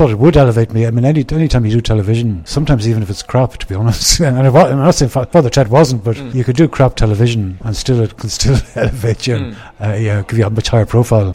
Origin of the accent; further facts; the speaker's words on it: Ireland; moved away; being Irish